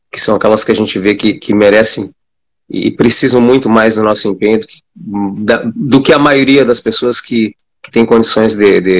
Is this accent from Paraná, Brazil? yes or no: yes; Paraná, Brazil; born there; E a gente veio para essa fronteira, essa fronteira nos acolheu, acolheu meu pai e minha mãe e nasci no Paraná.